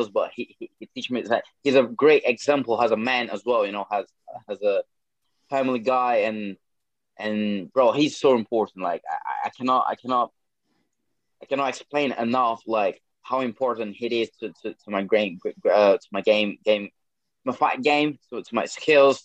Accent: Boa Vista, Roraima, Brazil; English is a second language; moved away as an adult; now in United Kingdom; I'm a guy from more of the country, from a city called Boa Vista, Roraima.

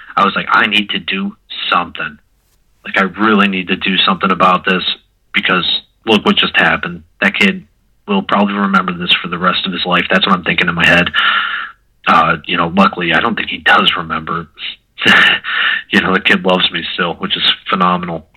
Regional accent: Mentor, Ohio, United States; I'm from Mentor, Ohio.

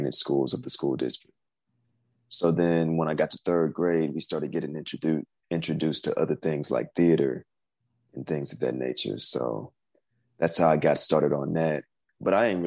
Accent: Houston, Texas, United States; I'm from Houston, Texas.

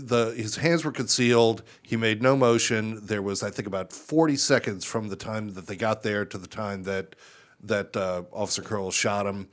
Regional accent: New Orleans, Louisiana, United States; now in Charlotte, United States; my hometown's New Orleans

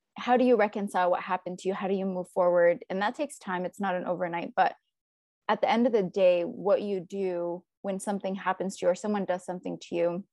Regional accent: United States; we're American

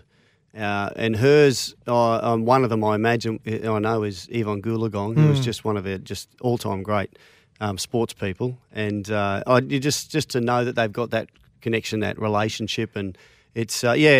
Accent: Australia; I'm so proud to be Australian

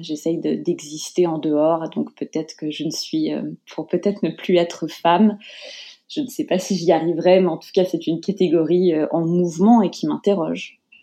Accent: Paris, Île-de-France, France; moved away as an adult; also born or lived in Japan / United States; je suis née à Paris, dans le 13e arrondissement. J'ai grandi euh, principalement euh, à Paris

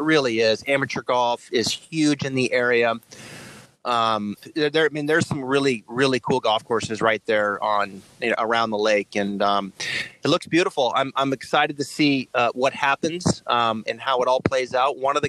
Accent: the Northwest, Pacific Northwest, United States; I grew up in the Northwest. I grew up in some weather

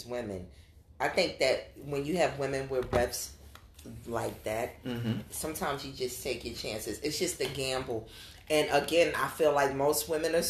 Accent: New York City, New York, United States; I grew up in New York City

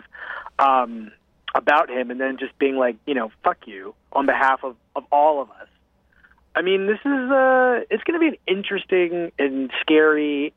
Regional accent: United States; as an American

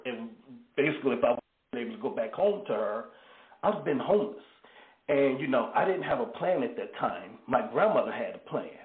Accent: Greensboro, North Carolina, United States; my hometown newspaper, the Greensboro News and Record

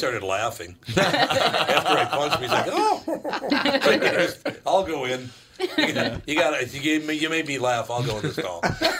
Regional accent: Minneapolis, Minnesota, United States; Well, I'm from North Minneapolis.

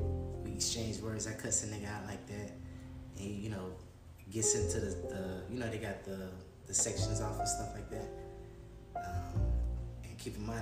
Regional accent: Chicago, Illinois, United States; also born or lived in Georgia; I was raised in Chicago. In Southside

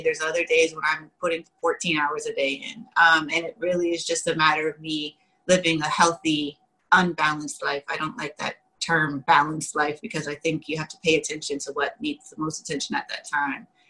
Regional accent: Washington, District of Columbia, United States; also born or lived in Virginia / Pittsburgh; I was born in in Virginia, raised in Washington D.C. as well as Pittsburgh

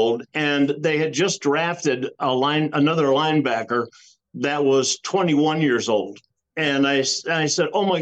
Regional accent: Cleveland, Ohio, United States; I grew up in Cleveland

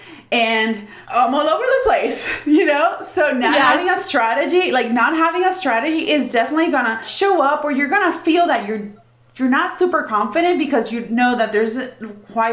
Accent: Puerto Rico; I'm from Puerto Rico

